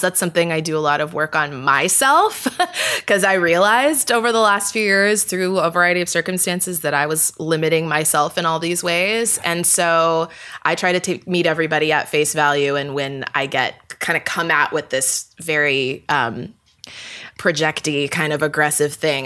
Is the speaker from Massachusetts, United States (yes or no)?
no; Vista, California, United States; moved away as an adult; also born or lived in Toronto / New York; now in Los Angeles, United States; I grew up in San Diego, well, technically North County, San Diego. So it's like the suburbs, sort of Vista to be exact